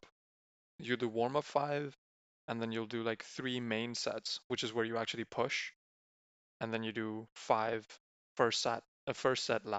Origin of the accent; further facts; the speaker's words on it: Spain; I'm from Spain, just like Vivek.